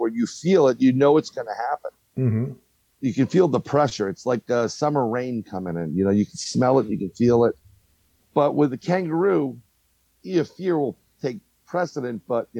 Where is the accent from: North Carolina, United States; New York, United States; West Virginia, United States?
New York, United States; New York City; growing up in New York